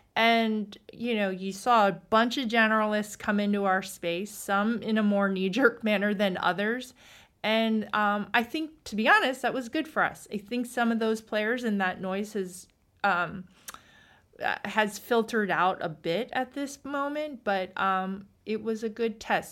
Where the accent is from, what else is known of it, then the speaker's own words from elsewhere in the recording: East Coast, United States; I'm from the East Coast